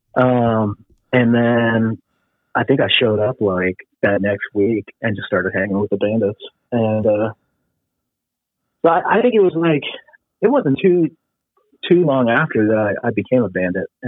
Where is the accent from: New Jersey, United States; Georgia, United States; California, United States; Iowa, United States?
California, United States; moved away as an adult; also born or lived in Missouri; I grew up in California